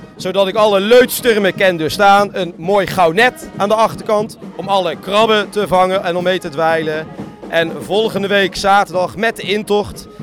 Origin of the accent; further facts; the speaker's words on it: Bergen op Zoom, North Brabant, Netherlands; bij ons in Bergen